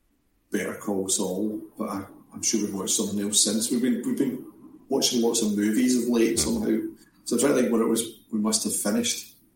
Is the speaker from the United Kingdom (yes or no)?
yes; Glasgow, Scotland, United Kingdom; I'm from Glasgow.